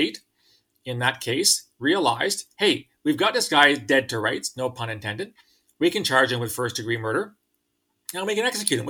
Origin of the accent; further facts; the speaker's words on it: London, Ontario, Canada; my hometown of London, Ontario